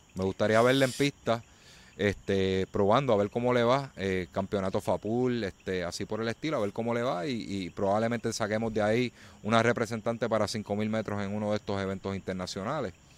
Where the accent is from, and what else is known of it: Puerto Rico